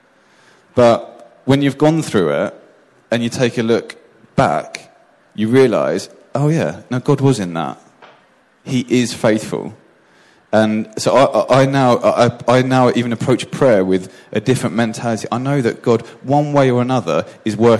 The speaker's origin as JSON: {"language": "English", "country": "United Kingdom", "moved": "as an adult", "lives_now": "Gothenburg, Sweden", "said": "I'm used to as a Brit"}